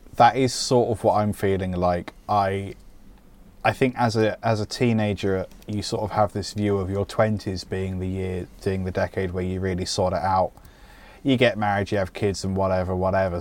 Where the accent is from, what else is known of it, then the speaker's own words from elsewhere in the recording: United Kingdom; I'm British